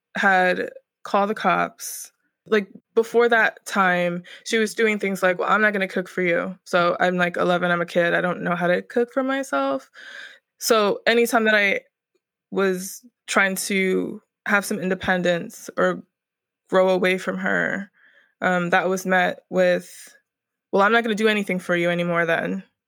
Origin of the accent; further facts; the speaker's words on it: Northern Virginia, United States; also born or lived in Norfolk area, Southern Virginia; now in Brooklyn, United States; I was born in Northern Virginia, the D M V area. D M V stands for D C, Maryland, Virginia, and I pretty much grew up there.